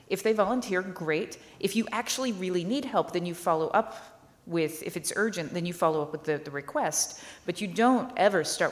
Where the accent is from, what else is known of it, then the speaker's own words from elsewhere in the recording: the South, United States; I'm American. I'm from the South